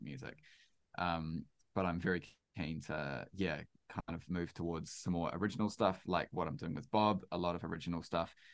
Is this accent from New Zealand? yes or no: yes; New Zealand; I'm a Kiwi